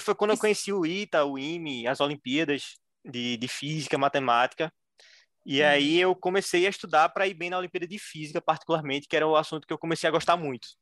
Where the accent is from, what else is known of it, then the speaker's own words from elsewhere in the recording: Recife, Pernambuco, Brazil; eu tenho 23 anos, sou de Recife